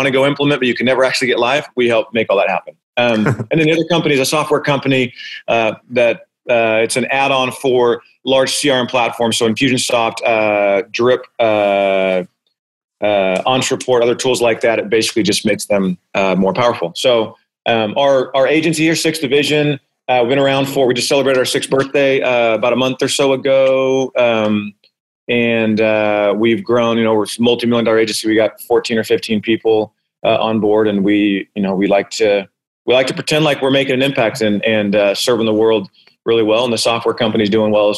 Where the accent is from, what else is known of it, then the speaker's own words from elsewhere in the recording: Arizona, United States; I'm born and raised in Arizona